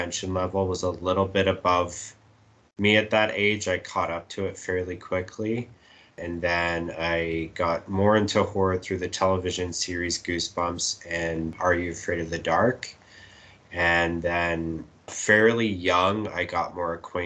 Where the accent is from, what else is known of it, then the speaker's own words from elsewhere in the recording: Edmonton, Alberta, Canada; I grew up in Edmonton and am still in Edmonton.